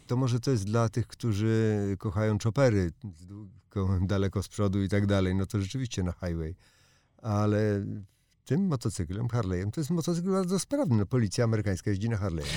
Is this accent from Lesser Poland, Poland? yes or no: no; Łódź, Łódź Voivodeship, Poland; jestem z Łodzi